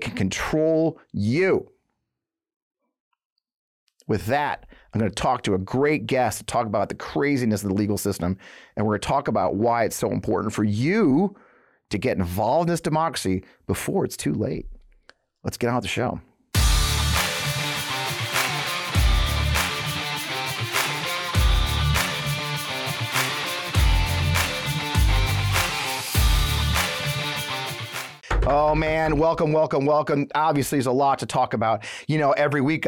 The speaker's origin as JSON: {"language": "English", "region": "Missouri", "country": "United States", "said": "I'm from Missouri. I live in Missouri."}